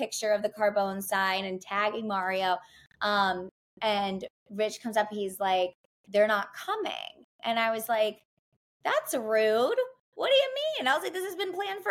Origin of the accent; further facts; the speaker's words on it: New Jersey, United States; now in New York, United States; I'm from New Jersey.